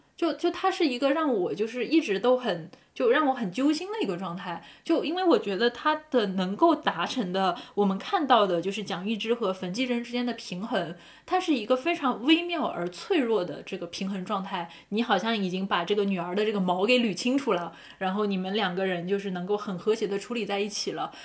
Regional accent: Zhejiang, China; 我自己是浙江人

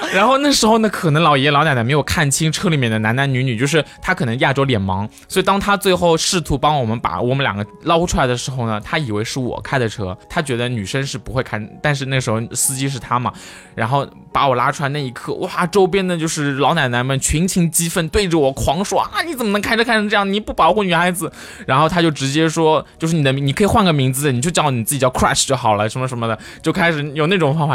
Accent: China; 作为中国人

